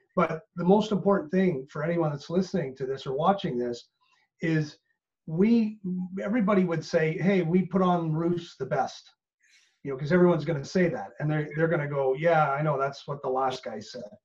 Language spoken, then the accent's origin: English; Canada; moved away as an adult; now in Northern Ireland, United Kingdom; truly being Canadian and coming over here